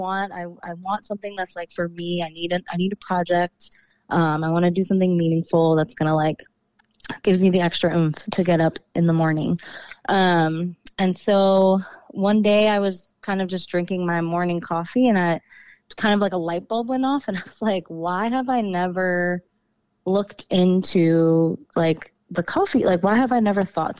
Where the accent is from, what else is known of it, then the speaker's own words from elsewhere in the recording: New York, United States; moved away as an adult; also born or lived in DMV area (Washington DC metropolitan area); now in DMV area (Washington DC metro), United States; I was born and raised in New York